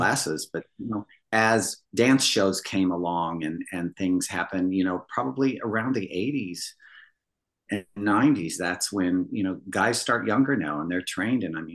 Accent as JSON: {"language": "English", "region": "Midwest", "country": "United States", "tie": "born or raised there", "said": "where I grew up in the Midwest"}